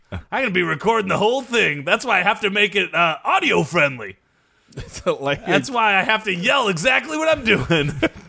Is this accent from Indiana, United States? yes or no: no; Gainesville, Florida, United States; Well, yeah, I'm from Gainesville, Florida.